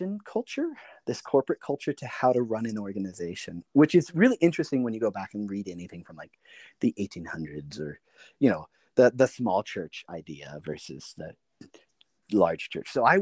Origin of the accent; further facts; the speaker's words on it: Silicon Valley, California, United States; moved away; also born or lived in Illinois / East Coast; I grew up in the Silicon Valley